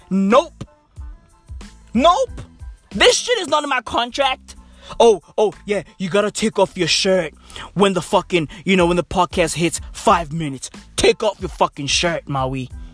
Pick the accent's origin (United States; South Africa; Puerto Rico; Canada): South Africa; East Rand, Gauteng; I'm from the East Rand